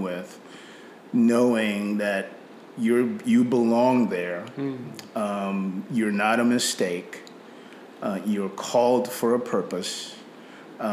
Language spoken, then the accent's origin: English; Nigeria; accent: British Nigerian; moved away as an adult; now in United States; I grew up in Nigeria. I came back to the U.S. after my 18th birthday.